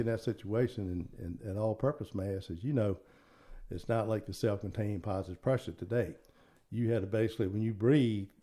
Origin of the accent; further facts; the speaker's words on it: Richmond, Virginia, United States; I was born on Christmas Day in 1951. It was a Tuesday, and my father was actually at an oil tank fire in Highland Park in Richmond